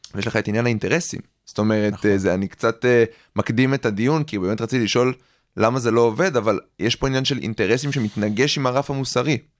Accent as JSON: {"language": "Hebrew", "country": "Israel", "tie": "born or raised there", "said": "אנחנו פה גדלנו במדינת ישראל"}